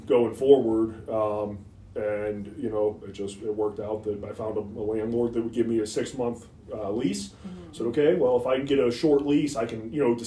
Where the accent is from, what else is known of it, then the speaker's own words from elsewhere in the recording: Pennsylvania, United States; moved away as an adult; now in St. Louis, United States; I'm from Pennsylvania.